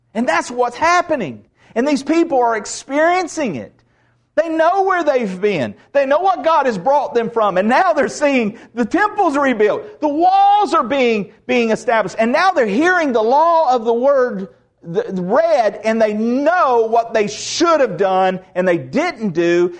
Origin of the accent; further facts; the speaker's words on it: the South, United States; I'm Southerner